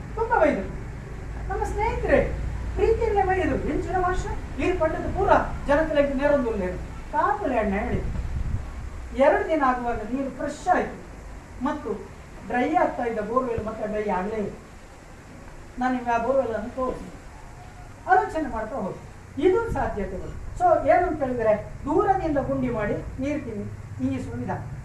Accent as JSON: {"language": "Kannada", "area": "Dakshina Kannada", "region": "Karnataka", "country": "India", "said": "ದಕ್ಷಿಣ ಕನ್ನಡದಲ್ಲಿ ನಾವೆಲ್ಲ"}